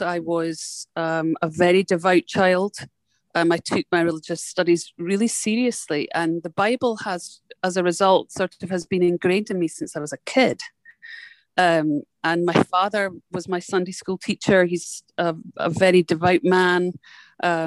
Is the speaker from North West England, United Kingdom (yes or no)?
no; Scotland, United Kingdom; now in United States; I'm a Scottish person living in America.